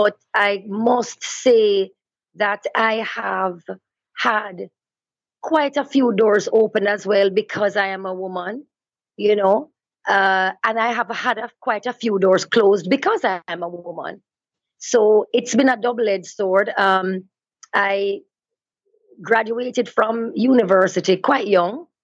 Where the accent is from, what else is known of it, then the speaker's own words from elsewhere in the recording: Linstead, Saint Catherine, Jamaica; also born or lived in Kingston, Jamaica; I was born in Kingston and my family moved to a farm in Linstead, St. Catherine, which is rural Jamaica, when I was maybe about 7 years old. And so I sort of shared both worlds, both rural Jamaica and the city life, because I went to school in the city